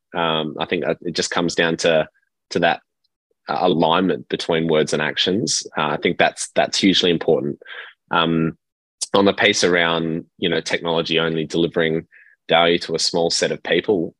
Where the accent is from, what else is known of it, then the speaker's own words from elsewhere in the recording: Perth, Western Australia, Australia; I grew up in Perth, uh, Western Australia